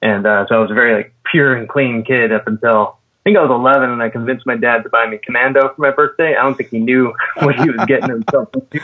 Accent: Redding, California, United States; I'm a small town guy from Northern California, small town called Redding.

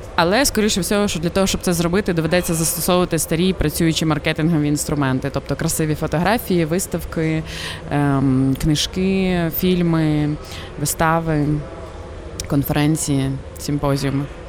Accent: Ukraine; moved away as an adult; also born or lived in Montreal, Canada; коли я росла в Україні

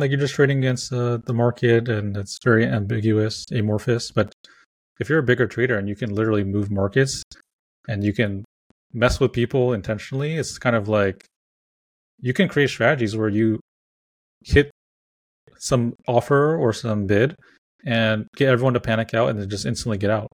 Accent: California, United States; I'm from California

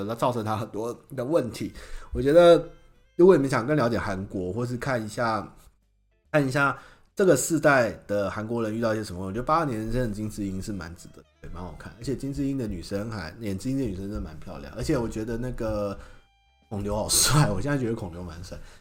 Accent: Xinying, Tainan, Taiwan; 我老家在新营

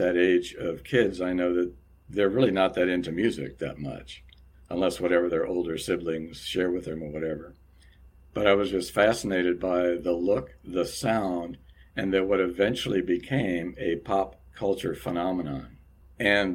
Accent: Houston, Texas, United States; moved away as an adult; also born or lived in Los Angeles; I was born and raised in Houston, Texas in 1955

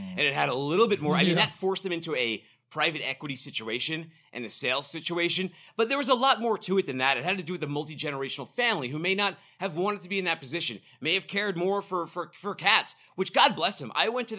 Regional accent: Boston, Massachusetts, United States; And I'm a masshole, you know, I'm from Boston

